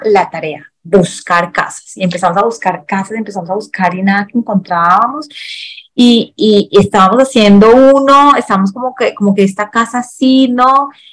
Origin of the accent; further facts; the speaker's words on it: Colombia; aquí pues en Colombia